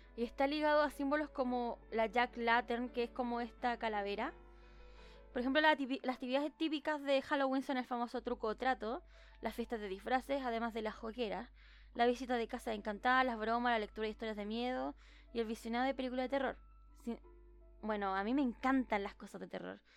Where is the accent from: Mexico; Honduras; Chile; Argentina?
Chile; no soy mexicana y soy chilena